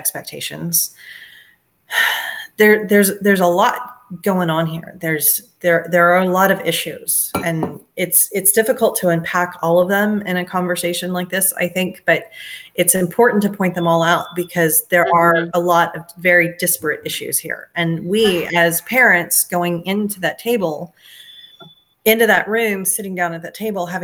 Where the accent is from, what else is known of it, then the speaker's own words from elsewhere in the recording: Texas, United States; also born or lived in Georgia; I grew up in Texas, and then I had the interesting thing happen to me, which was halfway through my sophomore year of high school, I moved to Georgia